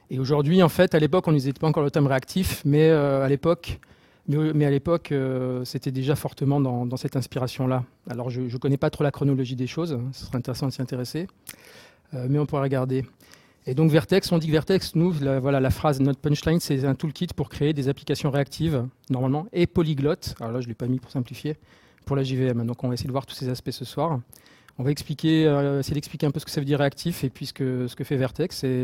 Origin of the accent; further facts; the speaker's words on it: Marseille, Provence-Alpes-Côte d'Azur, France; Euh, je viens de Marseille, donc euh, comme j'ai dit, et je suis là-bas euh, aussi Marseille Java User Group Leader.